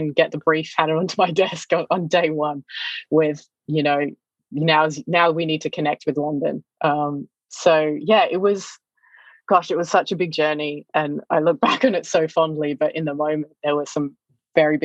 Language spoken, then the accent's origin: English; Australia; moved away; also born or lived in China; growing up in Australia